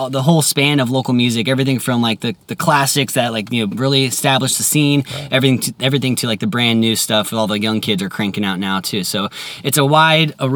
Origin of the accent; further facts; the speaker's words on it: San Diego, California, United States; growing up in San Diego, hearing the 91X DJs